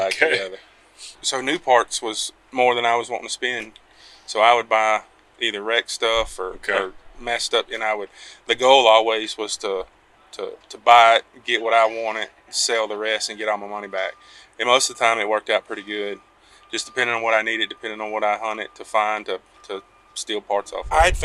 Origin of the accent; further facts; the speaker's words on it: Singer, Louisiana, United States; I'm from Singer, Louisiana, kind of, I guess, north Lake Charles, south of DeRidder, southwest corner